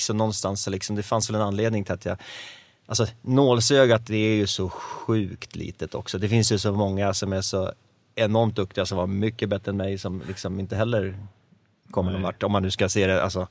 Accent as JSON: {"language": "Swedish", "town": "Gävle", "region": "Gävleborg County", "country": "Sweden", "tie": "born or raised there", "said": "Jag är uppväxt i Gävle"}